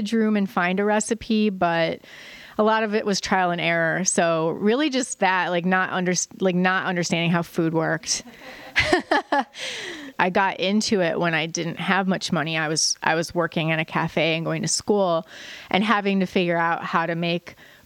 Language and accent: English; Joliet, Illinois, United States; I grew up in Joliet, which is a city about an hour south of Chicago.